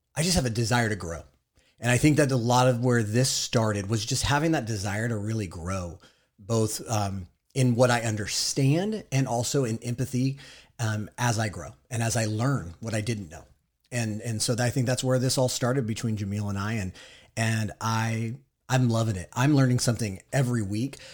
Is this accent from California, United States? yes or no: yes; Southern California, United States; I am also from Southern California